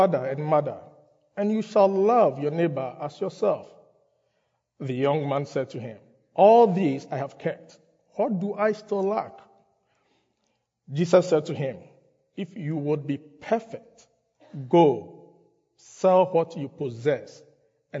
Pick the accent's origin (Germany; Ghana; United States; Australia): Ghana; moved away; I grew up in Ghana